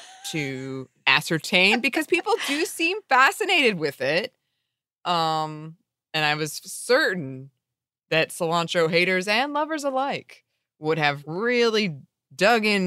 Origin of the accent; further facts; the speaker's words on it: United States; As an American